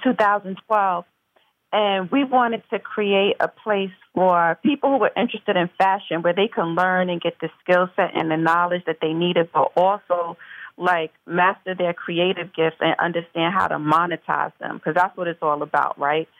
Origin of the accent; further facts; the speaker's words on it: Mount Vernon, New York, United States; I'm from Mount Vernon, New York originally, which is uh, Westchester County, the suburbs, and um, um, born and raised